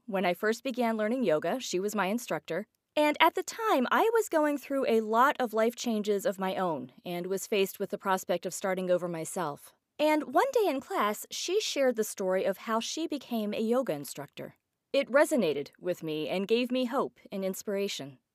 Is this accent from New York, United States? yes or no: no; Johnstown, Pennsylvania, United States; Johnstown, my hometown